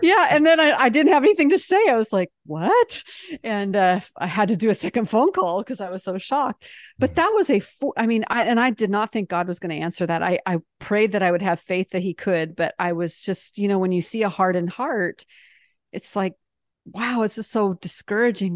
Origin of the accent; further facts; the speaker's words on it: United States; also born or lived in France; as an American